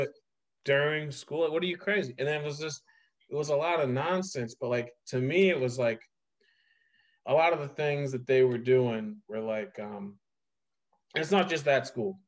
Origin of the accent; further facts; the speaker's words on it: Ohio, United States; now in New York, United States; I was like Ohio